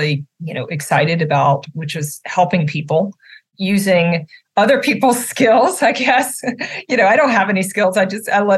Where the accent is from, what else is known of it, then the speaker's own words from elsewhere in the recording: Natchitoches, Louisiana, United States; now in Central Florida, United States; I grew up in this little town called Natchitoches, Louisiana